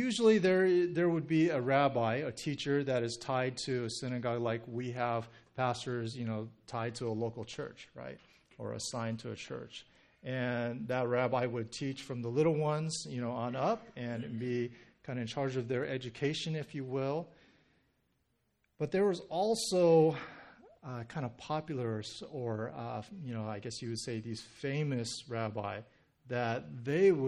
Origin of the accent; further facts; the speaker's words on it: Southern California, United States; being born and raised in Southern California